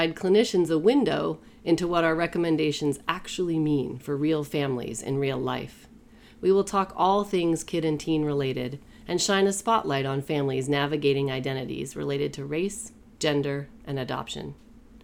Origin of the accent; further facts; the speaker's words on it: Maine, United States; moved away; Born and raised in Mainer. Us Mainers have a tight bond. I haven't lived there in many years